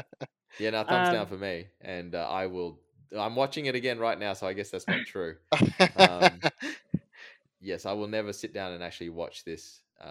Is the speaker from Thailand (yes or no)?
yes; Thailand; I was born there. I was born in Thailand.